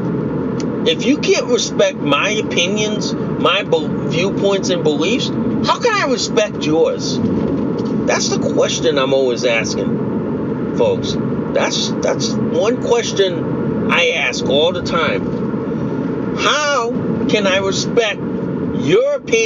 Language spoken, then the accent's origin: English; United States; I'm Asian American